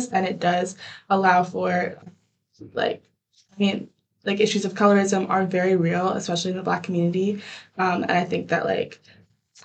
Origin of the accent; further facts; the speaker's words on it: Vermont, United States; I'm also from Vermont, which is very white